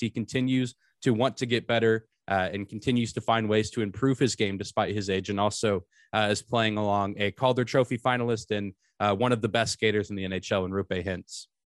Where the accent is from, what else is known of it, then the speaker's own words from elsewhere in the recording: Lubbock, Texas, United States; I grew up in Lubbock where Texas Tech is